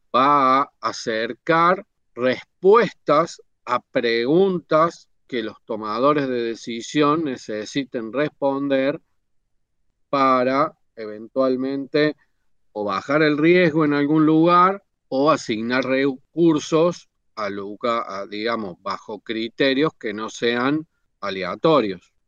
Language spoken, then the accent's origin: Spanish; Córdoba, Argentina; vivo en Córdoba y soy de Córdoba